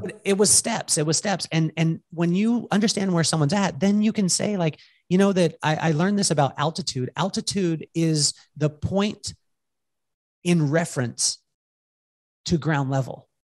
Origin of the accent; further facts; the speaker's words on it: Walpole, California, United States; I grew up in Walpole, California